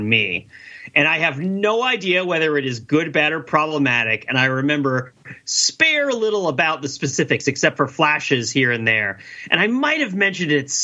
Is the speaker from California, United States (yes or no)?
no; New Jersey, United States; someone growing up in New Jersey, far away from the woods